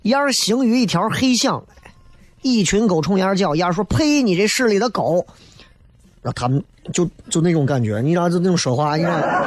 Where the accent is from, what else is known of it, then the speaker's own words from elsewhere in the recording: Xi'an, Shaanxi, China; 作为一个西安人